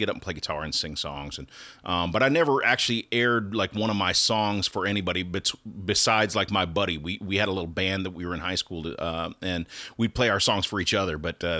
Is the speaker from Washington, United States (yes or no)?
no; North Dakota, United States; So I grew up in North Dakota and we didn't have a lot of options for, you know, getting into music.